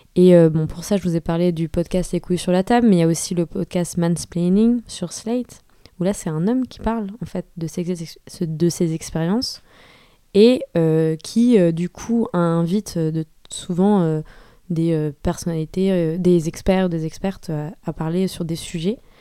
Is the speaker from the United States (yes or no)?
no; France; je suis française, issue d'une famille quand même aisée